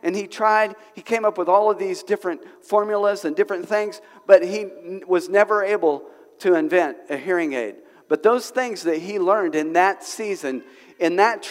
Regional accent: Oklahoma, United States; now in Springdale, United States; I'm from Oklahoma. So we have some wind in Oklahoma

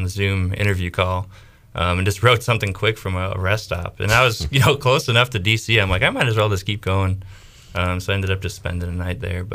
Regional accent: Chicago area, Illinois, United States; moved away as an adult; also born or lived in Iowa; now in Greenville, United States; From the Chicago area. I grew up, you know, maybe 20 miles outside of Chicago, and then went to college at University of Iowa

